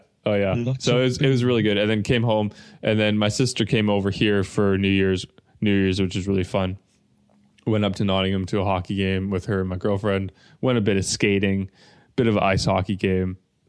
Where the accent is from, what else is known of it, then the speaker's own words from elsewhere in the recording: Germany; My hometown is Germany, yeah.